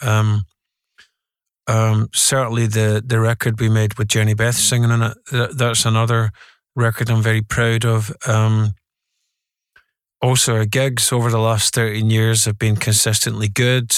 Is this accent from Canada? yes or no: no; Glasgow, Scotland, United Kingdom; the Scotland, um, working class culture that I grew up in was very, very, very mature